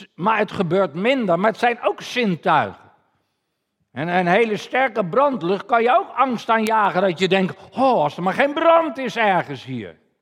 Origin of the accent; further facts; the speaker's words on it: Netherlands; als Nederlanders